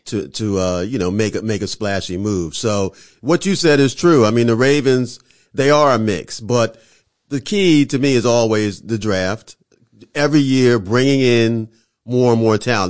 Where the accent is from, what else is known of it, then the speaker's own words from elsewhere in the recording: Philadelphia, Pennsylvania, United States; I'm from Philly